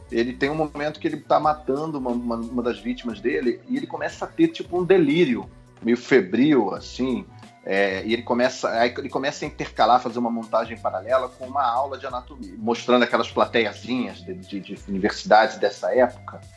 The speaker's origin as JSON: {"language": "Portuguese", "country": "Brazil", "said": "Sou brasileiro"}